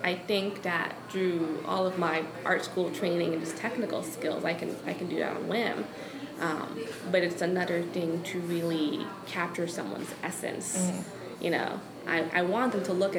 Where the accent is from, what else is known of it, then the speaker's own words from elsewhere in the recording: New York City, New York, United States; moved away as an adult; now in Savannah, United States; I grew up in New York